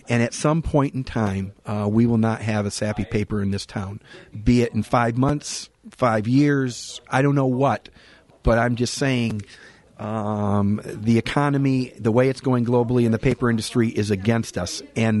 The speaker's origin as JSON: {"language": "English", "town": "Jackson", "region": "Michigan", "country": "United States", "tie": "born or raised there", "moved": "as an adult", "lives_now": "Muskegon, United States", "said": "Got my beginnings in journalism back in Jackson, my hometown."}